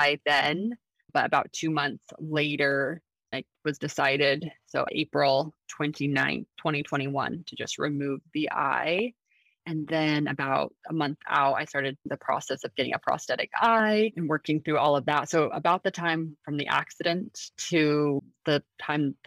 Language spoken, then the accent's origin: English; Salt Lake City, Utah, United States; moved away as an adult; now in San Diego, United States; I'm originally from Salt Lake City, Utah. I was born and raised there, and now I'm currently living in San Diego, California.